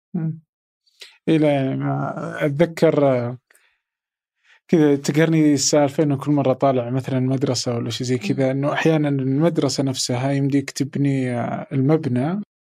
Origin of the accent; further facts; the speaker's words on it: Saudi Arabia; عندنا في السعودية